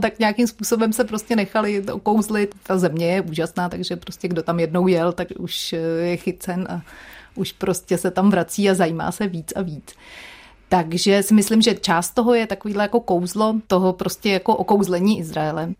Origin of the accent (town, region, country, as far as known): Czechia